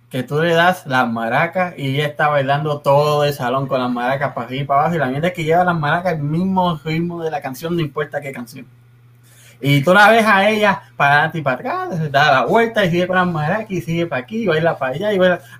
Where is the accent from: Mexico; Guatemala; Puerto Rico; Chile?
Puerto Rico; Y es que nosotros como puertorriqueños, ¿verdad?